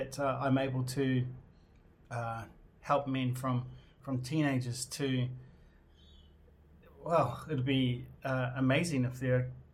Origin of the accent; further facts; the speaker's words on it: New Zealand; I'm from New Zealand. I identify as being New Zealand Māori.